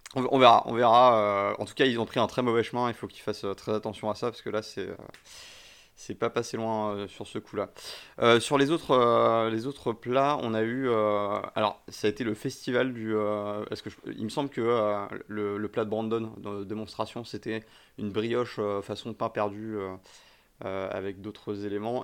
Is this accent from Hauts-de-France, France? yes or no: no; Paris, Île-de-France, France; also born or lived in near Bordeaux; je suis né à côté de Bordeaux et, euh, mais, j'ai grandi à Paris.